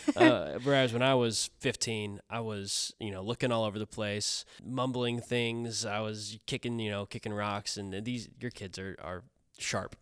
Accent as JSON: {"language": "English", "region": "Kansas", "country": "United States", "moved": "yes", "said": "I'm from Kansas"}